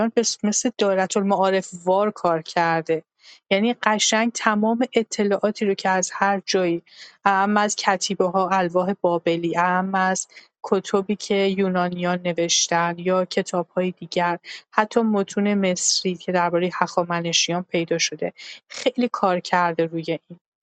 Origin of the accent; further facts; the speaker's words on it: Iran; ما که ایرانی هستیم